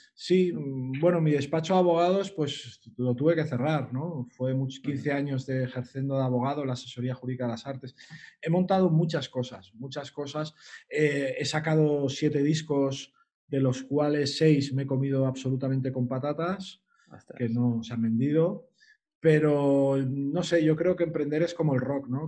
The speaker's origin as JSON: {"language": "Spanish", "town": "Sant Feliu de Guíxols", "region": "Catalonia", "country": "Spain", "said": "yo soy de San Feliu de Guisol, somos gente marinera"}